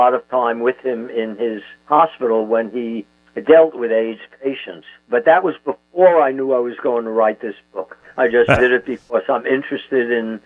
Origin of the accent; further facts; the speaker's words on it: New York City, New York, United States; I had 37 first cousins when I was growing up in Brooklyn